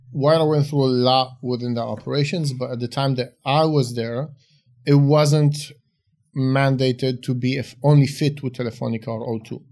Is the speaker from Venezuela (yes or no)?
no; Israel; also born or lived in Romania; moved to Israel when I was about five, grew up in Israel